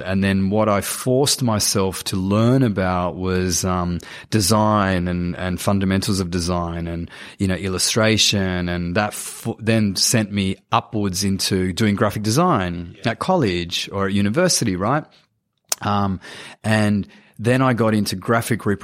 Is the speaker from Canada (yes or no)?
no; Sydney, New South Wales, Australia; I grew up in Cabramatta